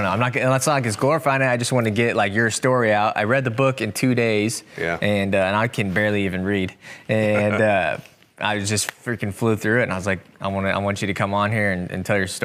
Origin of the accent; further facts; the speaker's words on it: Centerville, Iowa, United States; So we're both from Centerville, which is where we're at right now, here in southern Iowa.